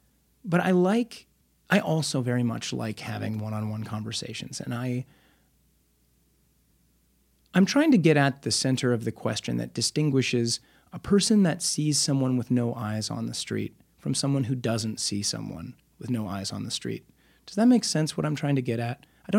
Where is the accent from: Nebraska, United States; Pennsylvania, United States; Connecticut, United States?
Nebraska, United States; Omaha; now in Los Angeles, United States; I'm from Omaha.